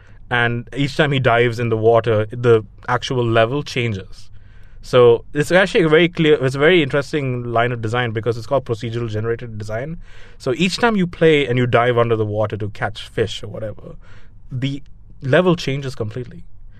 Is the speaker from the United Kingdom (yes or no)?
no; Dubai, United Arab Emirates; I grew up in Dubai, so I really don't have any connection to that.